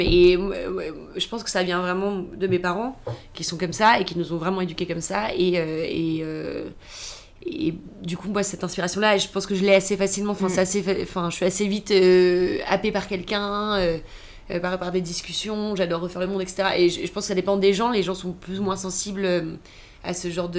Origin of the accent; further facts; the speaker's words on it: Toulouse, Occitania, France; moved away; also born or lived in Paris / United States; je viens de Toulouse